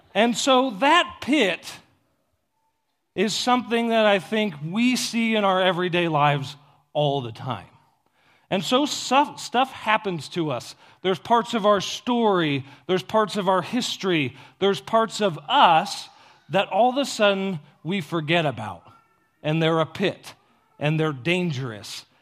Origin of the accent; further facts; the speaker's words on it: Ohio, United States; I grew up in Ohio in the middle of a cornfield